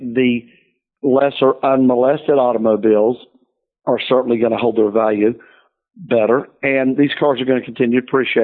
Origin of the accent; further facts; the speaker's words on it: the South, United States; I'm from the South, Southern Baptist